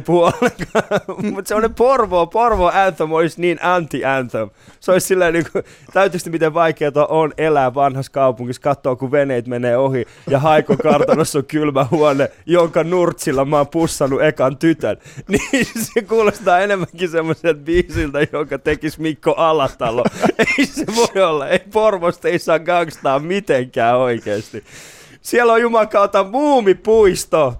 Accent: Vantaa, Uusimaa, Finland; mä oon Hakunilasta, niin Hakunilla on Suomen ainoa katuuskottavin paikka

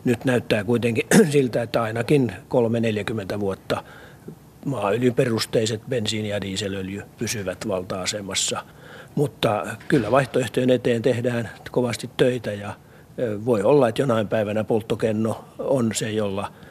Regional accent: Turkey; Finnish is a second language; moved away as an adult; now in Finland; Mine kaks vota kolme kuukautta oli tulin Turkista.

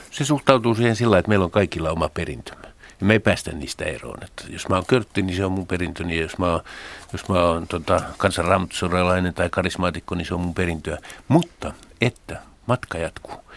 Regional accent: Helsinki, Uusimaa, Finland; mä oon Helsingistä pääkaupunkiseudulta

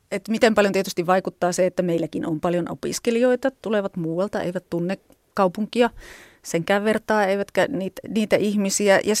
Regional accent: Viitasaari, Central Finland, Finland; niin josta olen lähtöisin Viitasaarelta kotoisin oleva ….

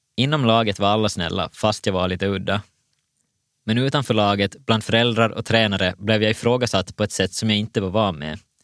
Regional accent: Vaasa, Ostrobothnia, Finland; Jag föddes 1989 i Vasa

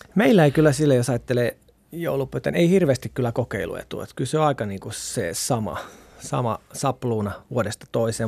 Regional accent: South Ostrobothnia, Finland; Mä oon Etelä-Pohjanmaalta kotoisin

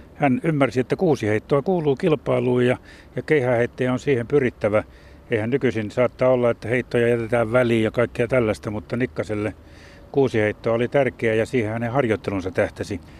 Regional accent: Jyväskylä, Central Finland, Finland; itsekin pikkupoikana viisikymmentäluvulla, kun kauppakadulla Jyväskylässä puutalomiljöössä asuttiin

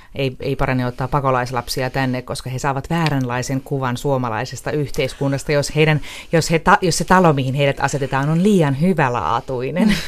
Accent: Riihimäki, Kanta-Häme, Finland; itsehän olen riihimäkeläinen

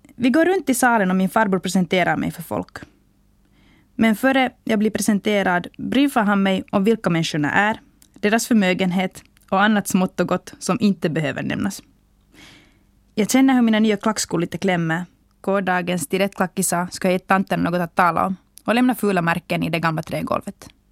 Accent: Finland; hemma i Finland

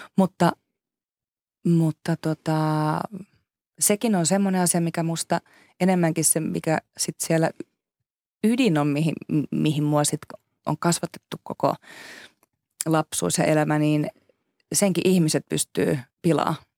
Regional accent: Finland; first language Finnish; me ollaan kuitenkin kaksikielinen maa

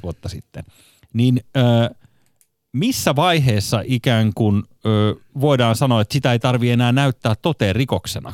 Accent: Espoo, Uusimaa, Finland; itse olen Kirstinmäestä, eli voisi sanoa, että Espoon keskuksen viereisestä

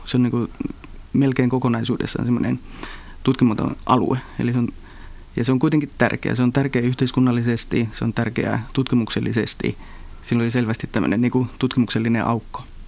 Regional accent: northern Finland, Finland; tuolla pohjoisessa Suomessa, mistä itsekin olen kotoisin

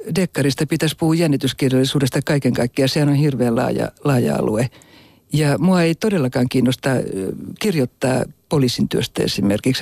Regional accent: Helsinki, Uusimaa, Finland; also born or lived in Kokkola / Abu Dhabi; mä olin alle kaksivuotias, kun muutettiin Helsinkiin. Ja mut on jopa virallisesti valittu Stadin Friiduksi

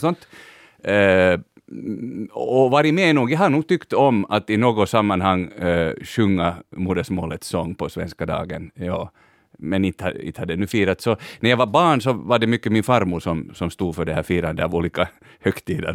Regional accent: Finland; Vi är svenskspråkiga i Finland

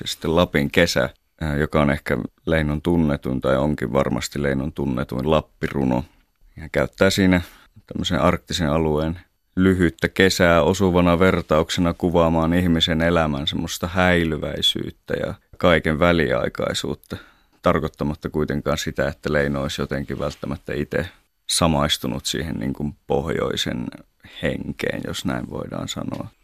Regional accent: northern Finland, Finland; meillä päin tuolla pohjoisessa

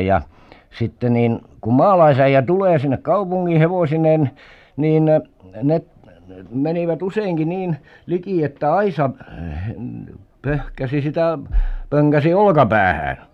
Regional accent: Southwest Finland, Finland; Varsinais-Suomessa kotipuolessa

